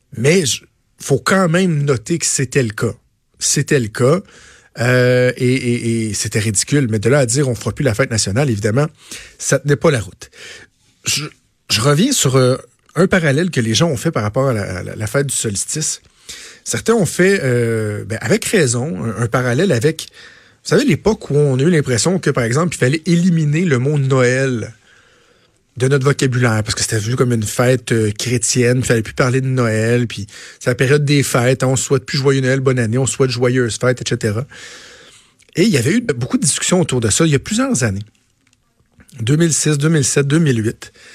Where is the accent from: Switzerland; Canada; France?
Canada; Quebec; Je suis d'abord avant tout québécois. Je suis canadien aussi. Je suis fier d'être québécois